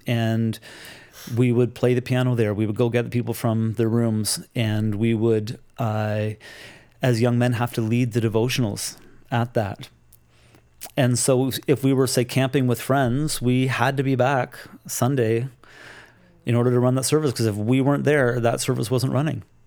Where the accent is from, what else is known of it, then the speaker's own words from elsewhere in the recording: Toronto, Ontario, Canada; I grew up in the Toronto area